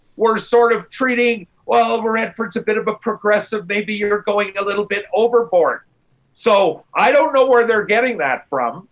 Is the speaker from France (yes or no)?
no; Winnipeg, Manitoba, Canada; now in Calgary, Canada; I'm from Winnipeg